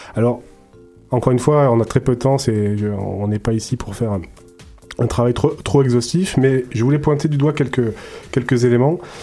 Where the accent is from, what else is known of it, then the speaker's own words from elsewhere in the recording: Marseille, Provence-Alpes-Côte d'Azur, France; now in Montreal, Canada; je suis marseillais